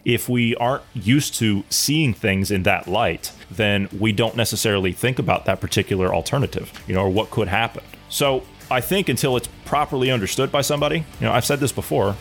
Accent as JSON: {"language": "English", "region": "Ohio", "country": "United States", "moved": "yes", "said": "I'm from Ohio originally"}